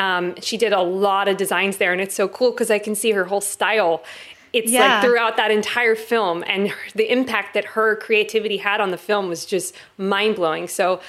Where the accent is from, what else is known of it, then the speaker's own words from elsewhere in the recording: Los Angeles, California, United States; now in Florida, United States; I am originally from Los Angeles, and I have been moving around the globe from the Pacific Northwest. I'm now in Florida, believe it or not.